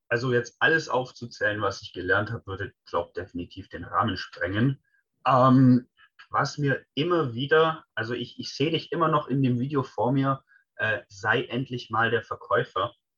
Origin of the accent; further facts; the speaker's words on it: Swabia, Germany; als Schwabe